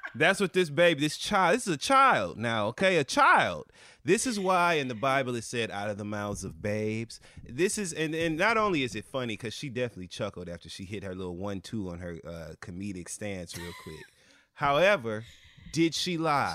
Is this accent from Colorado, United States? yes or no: no; Michigan, United States; We're both from Michigan, both Midwestern black gay boys